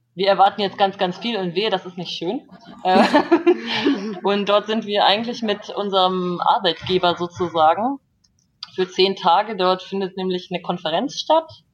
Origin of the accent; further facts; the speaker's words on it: Germany; moved away as an adult; now in South Korea; als Deutscher ohne Visum einfach einreisen kann